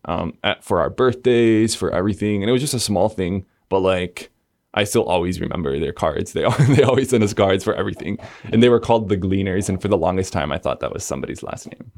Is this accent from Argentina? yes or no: yes; Argentina; moved away; I grew up in Argentina, which is in South America, the southernmost country in South America. Um, I was born in Buenos Aires